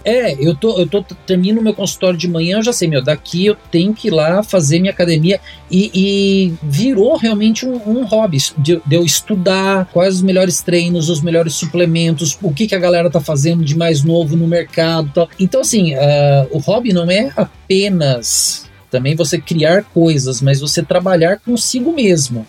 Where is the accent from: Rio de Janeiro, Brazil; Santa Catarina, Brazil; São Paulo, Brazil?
São Paulo, Brazil; Mogi das Cruzes; eu tive uma choperia na minha cidade natal, em Monte das Cruzes.